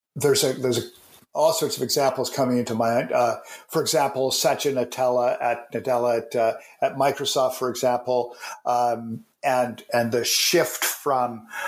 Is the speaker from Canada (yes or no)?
yes; Canada; I'm a Canadian.